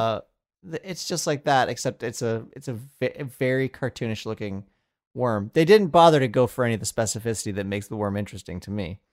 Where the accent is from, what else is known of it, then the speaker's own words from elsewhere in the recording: Colorado, United States; I was born in Colorado